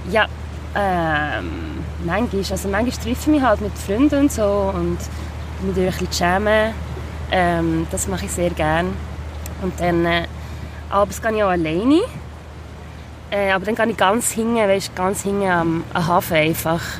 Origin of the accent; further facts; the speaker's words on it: Biel, Bern, Switzerland; now in Basel, Switzerland; Ich bin ja in Biel aufgewachsen, also meine grösste Zeit